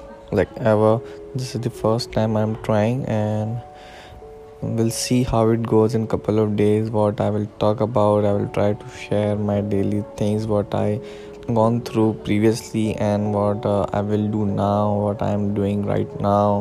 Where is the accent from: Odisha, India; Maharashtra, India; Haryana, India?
Maharashtra, India; Mumbai; I'm a Mumbaikar, Mumbai, I'm from India